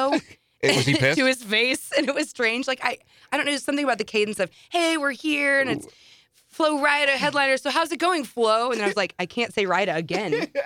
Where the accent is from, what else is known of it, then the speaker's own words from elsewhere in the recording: St. Louis, Missouri, United States; from St. Louis, Missouri."